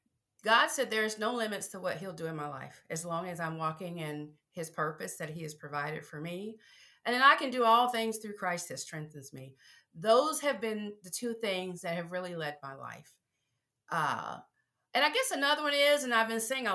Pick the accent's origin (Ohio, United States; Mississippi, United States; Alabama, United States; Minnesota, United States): Mississippi, United States; I'm from the South, I'm a Mississippi girl